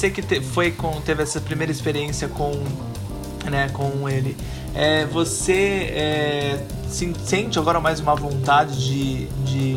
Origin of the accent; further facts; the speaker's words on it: Brazil; eu nunca fui ver um jogo de futebol no estádio. Realmente é. Né, sendo brasileiro, né?